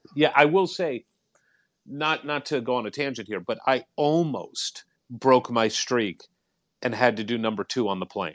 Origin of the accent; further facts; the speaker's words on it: St. Louis, Missouri, United States; moved away; also born or lived in Indiana; I'm, well, originally from Saint Louis. Went to school at I U, my dad's from Gary